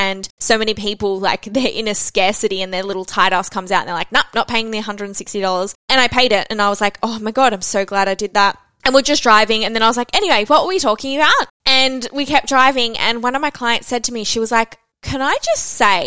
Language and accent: English; Melbourne, Victoria, Australia; I'm also from Melbourne